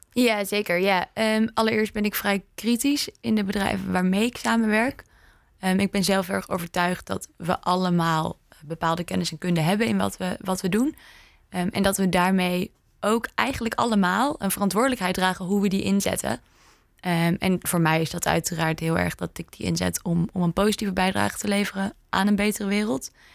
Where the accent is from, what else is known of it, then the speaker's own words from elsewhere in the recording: Indonesia; moved away; ik ben opgegroeid in Indonesië